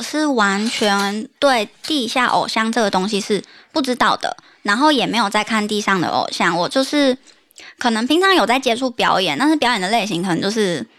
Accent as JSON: {"language": "Chinese", "region": "Tainan", "country": "Taiwan", "said": "我本身是台南人的关系"}